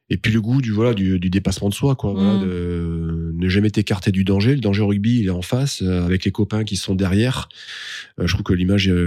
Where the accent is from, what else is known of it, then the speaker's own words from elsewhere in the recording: Pau, Nouvelle-Aquitaine, France; Tu pars tu pars à Pau, parce que moi je suis natif de Pau, tu pars à Pau.